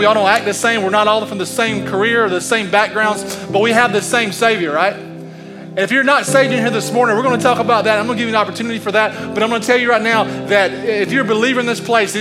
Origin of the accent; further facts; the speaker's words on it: United States; I'm an American man